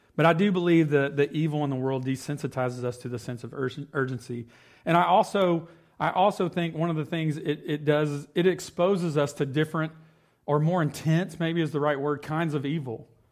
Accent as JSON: {"language": "English", "town": "Cross Plains", "country": "United States", "tie": "born or raised there", "said": "growing up in Cross Plains"}